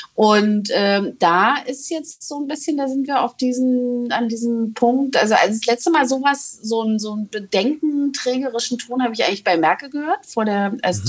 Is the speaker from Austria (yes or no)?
no; East Germany, Germany; als Ostdeutsche